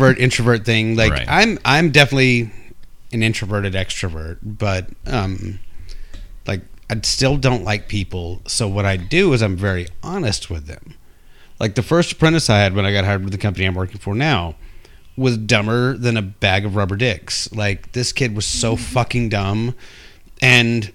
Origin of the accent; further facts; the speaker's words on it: Texas, United States; I'm a Texan